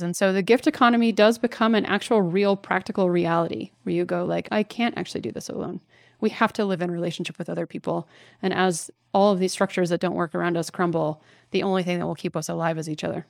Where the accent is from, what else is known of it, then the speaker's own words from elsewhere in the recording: Dallas, Texas, United States; I grew up in Dallas, sort of swimming in cultural Christianity